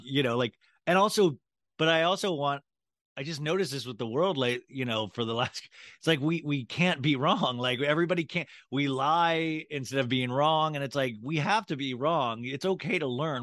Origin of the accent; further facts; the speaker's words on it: Kansas, United States; moved away; I grew up in Kansas